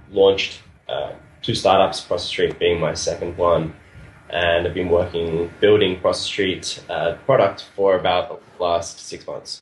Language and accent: English; Australia; moved away as an adult; now in Buenos Aires, Argentina; I'm originally from Australia